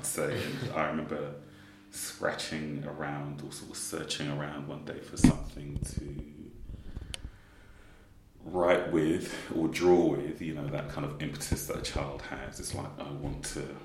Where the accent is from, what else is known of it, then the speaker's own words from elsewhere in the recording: London, United Kingdom; also born or lived in Kensal Rise / Park Royal; So effectively born and raised in Brent